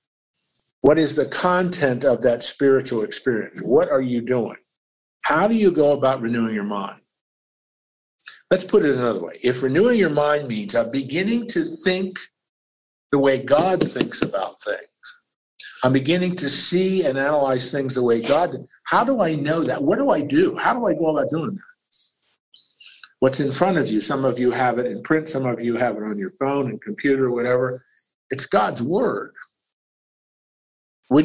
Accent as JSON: {"language": "English", "area": "Lancaster County", "region": "Pennsylvania", "country": "United States", "tie": "born or raised there", "said": "I grew up in Lancaster County, Pennsylvania."}